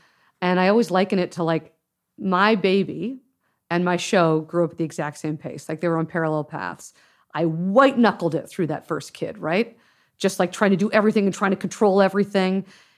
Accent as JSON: {"language": "English", "town": "Los Angeles", "region": "California", "country": "United States", "tie": "born or raised there", "said": "My parents were Canadian, but I grew up in Los Angeles."}